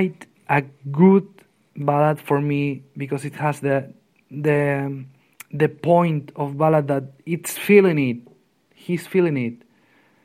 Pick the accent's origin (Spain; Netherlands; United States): Spain; from Spain